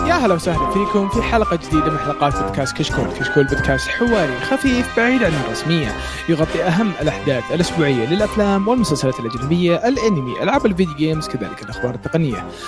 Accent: Saudi Arabia; عندنا في السعودية

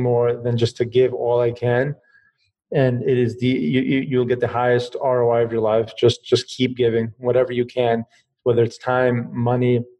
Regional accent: East Coast, United States; moved away; also born or lived in New York; I grew up in the East Coast

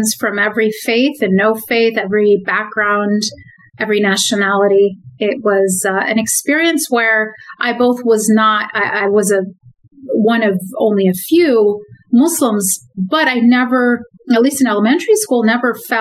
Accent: Madison, Wisconsin, United States; also born or lived in Cairo, Egypt; growing up in Madison

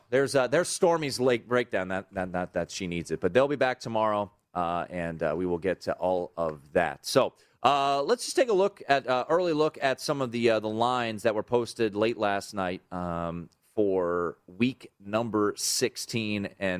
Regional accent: Washington, District of Columbia, United States; my hometown, Washington, D.C.

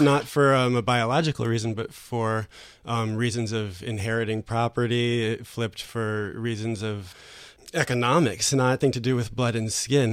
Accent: United States; moved away as an adult; now in France; as an American

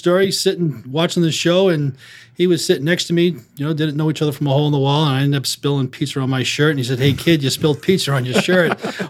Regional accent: Saugus, Massachusetts, United States; I grew up in Saugus.

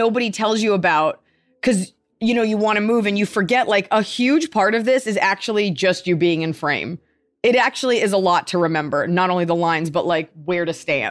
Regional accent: Dallas, Texas, United States; That's because I grew up in Dallas and I remember my dad was in the menswear business.

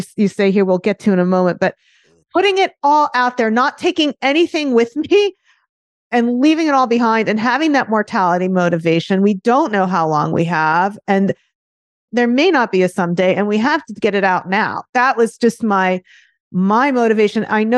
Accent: Florida, United States; This is in Florida in the 1970s.

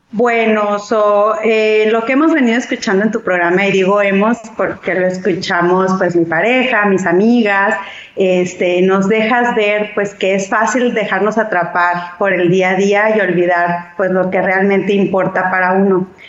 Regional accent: Hermosillo, Sonora, Mexico; yo soy de Hermosillo, entonces para acá por Sonora te escuchamos

